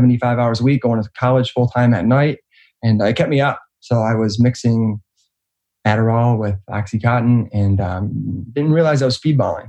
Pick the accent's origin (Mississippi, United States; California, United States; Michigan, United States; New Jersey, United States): Michigan, United States; Roseville; also born or lived in Clinton Township, Michigan; Detroit, Michigan, right outside of Detroit, Roseville, Michigan